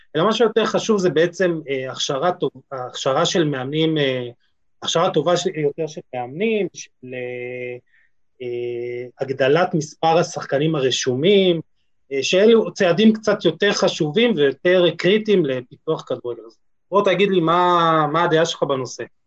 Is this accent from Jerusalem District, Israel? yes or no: yes; Jerusalem, Jerusalem District, Israel; בתור ירושלמי